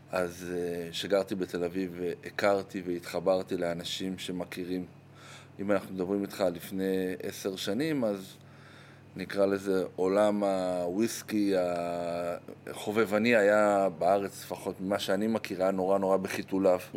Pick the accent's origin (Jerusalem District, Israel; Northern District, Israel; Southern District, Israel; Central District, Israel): Jerusalem District, Israel; Jerusalem; also born or lived in Golan Heights / United States / Tel Aviv; אה, נולדתי באמת ברמת הגולן, אחרי זה חזרנו לירושלים, היה לי שנה בארצות הברית, הרבה שנים בתל אביב.